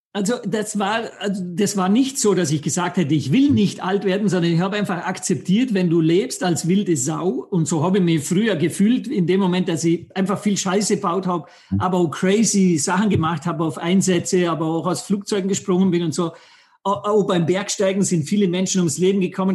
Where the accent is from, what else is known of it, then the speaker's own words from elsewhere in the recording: Vorarlberg, Austria; ich bin aus Vorarlberg, Österreich, am wunderschönen Bodensee aufgewachsen